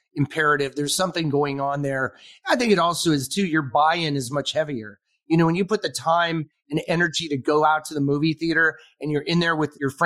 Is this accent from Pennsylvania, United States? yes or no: no; Rolling Hills, California, United States; I grew up in the Palos Verdes area, Rolling Hills, Palos Verdes